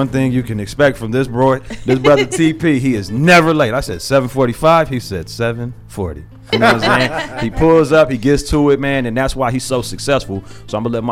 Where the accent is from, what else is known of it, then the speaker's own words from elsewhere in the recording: Zion, Illinois, United States; moved away; my hometown, Zion